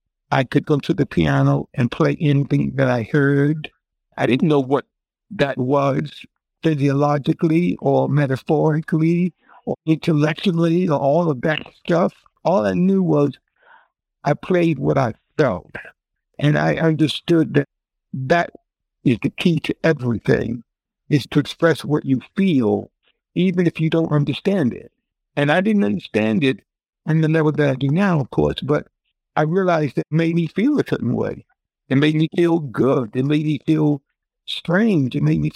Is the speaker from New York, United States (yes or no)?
yes; New York, United States; now in Philadelphia, United States; I'm from New York. And she said, …, I want to take you out to lunch. Now, remember, she's in New York and I'm in Philadelphia.